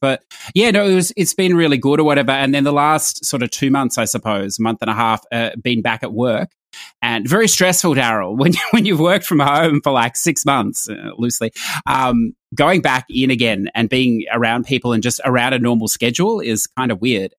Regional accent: Australia; I'm Australian

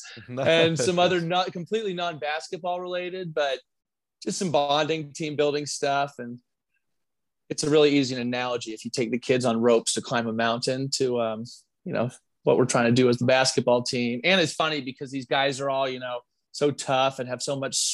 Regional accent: Chicago, Illinois, United States; now in Arizona, United States; I'm from Chicago originally

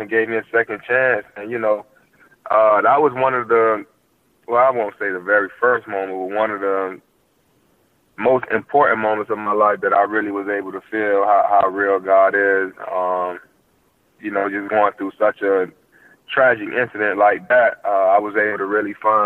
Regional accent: Miami, Florida, United States; I'm from Miami

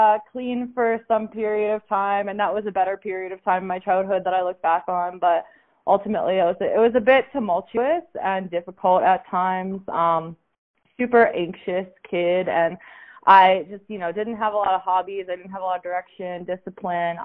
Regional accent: Pittsburgh, Pennsylvania, United States; moved away as an adult; now in New Mexico, United States; I'm from Pittsburgh, Pennsylvania. And I lived there until I was 23.

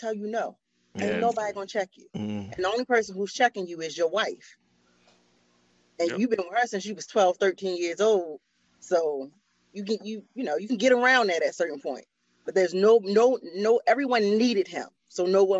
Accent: Baltimore, Maryland, United States; growing up in Baltimore, addicts is normal

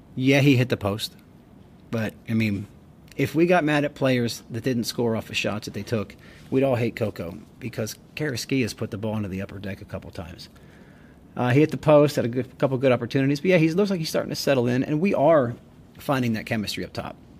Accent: United States; we're American and we do it differently here

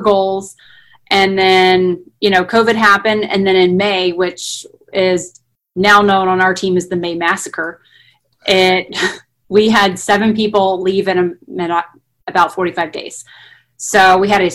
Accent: Jacksonville, Florida, United States; I'm from Jacksonville, Florida, born and raised here.

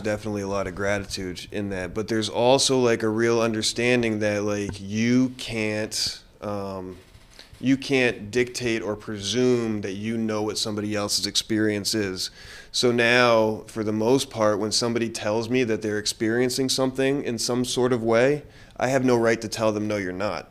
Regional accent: South Florida, United States; I'm from South Florida.

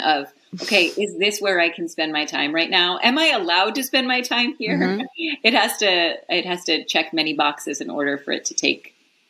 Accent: Chicago, Illinois, United States; moved away as an adult; also born or lived in New York; now in New Hampshire, United States; I am from Chicago.

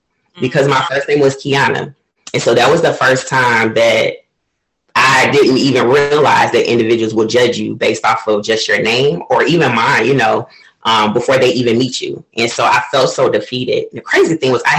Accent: Florida, United States; moved away as an adult; also born or lived in Cleveland, Ohio / Portugal; I was born in Cleveland, but I was raised in Florida

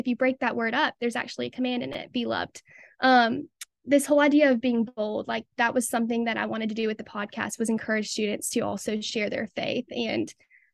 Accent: Jackson, Mississippi, United States; I'm a senior at Ole Miss from Jackson, Mississippi

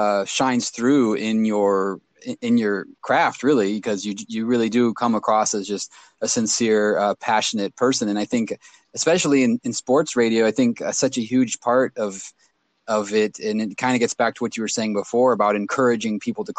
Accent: Sacramento, California, United States; growing up in Sacramento

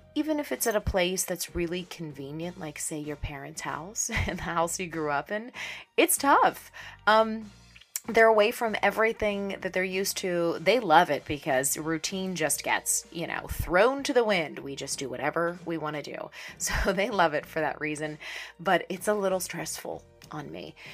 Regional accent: Pittsburgh, Pennsylvania, United States; born or raised there; moved away

